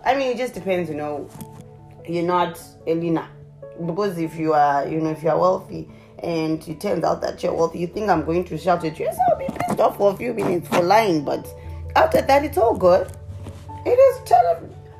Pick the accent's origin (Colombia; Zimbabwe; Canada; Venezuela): Zimbabwe; moved away; I'm originally from a small little country in the southern part of Africa called Zimbabwe. So that's where the accent comes from